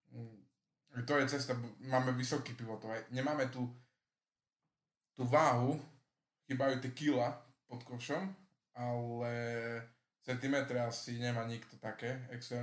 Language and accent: Slovak; Slovakia; sme my Slováci